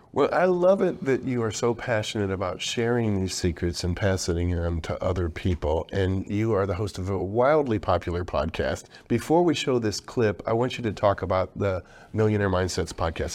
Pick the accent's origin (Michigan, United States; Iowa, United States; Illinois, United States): Michigan, United States; Detroit; I grew up in Detroit